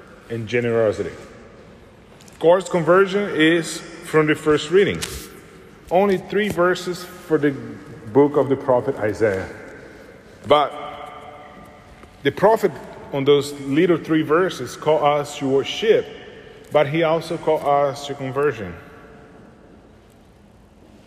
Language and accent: English; Brazil; moved away; I'm from Brazil